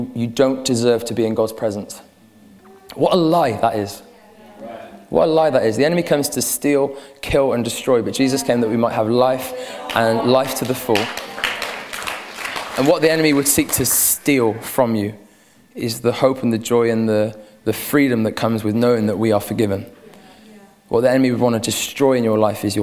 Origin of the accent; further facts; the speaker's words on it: Gloucestershire, South West England, United Kingdom; Me too! I'm from Gloucestershire